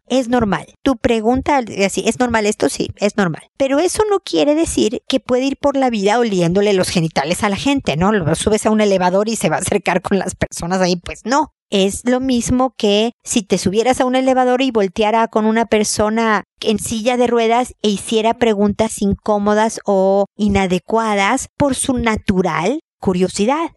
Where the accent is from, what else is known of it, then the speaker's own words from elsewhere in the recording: Mexico; moved away as an adult; now in Chile; Soy mexicana, viví en México, me mudé a Chile porque a mi marido lo transfirieron